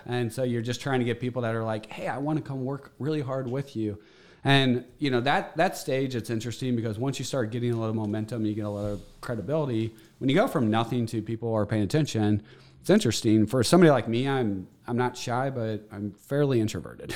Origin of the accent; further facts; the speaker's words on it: St. Louis, Missouri, United States; I grew up in Saint Louis. We had a family of eight, grew up in Bridgeton.